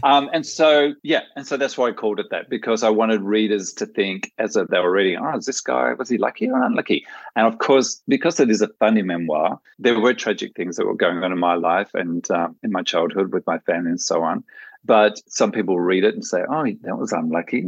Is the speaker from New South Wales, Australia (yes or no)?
yes; outback of New South Wales, Australia; also born or lived in Japan / Germany; now in Netherlands; I'm still a bush pig from the outback of New South Wales